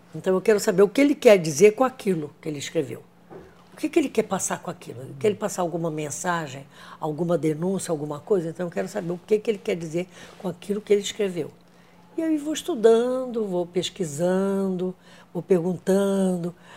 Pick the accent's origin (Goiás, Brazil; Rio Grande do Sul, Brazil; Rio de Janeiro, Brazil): Rio de Janeiro, Brazil; born or raised there